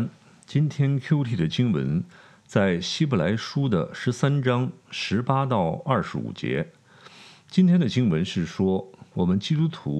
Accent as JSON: {"language": "Chinese", "country": "China", "said": "我们中国人常有一句话叫“平安就是福”，啊，我们追求平安。"}